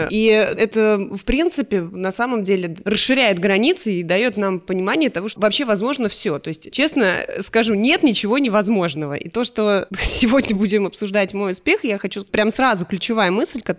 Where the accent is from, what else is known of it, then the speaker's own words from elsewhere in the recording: Canada; also born or lived in Spain; мое детство прошло в Канаде и в Испании. Мои родители физики, и они получили грант, и в 91 году, как только стало возможным уехать, э, они уехали.